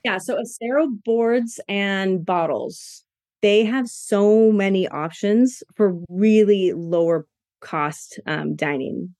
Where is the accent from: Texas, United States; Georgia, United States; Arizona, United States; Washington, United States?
Washington, United States; now in Boise, United States; I'm from Washington and we get a lot of crabs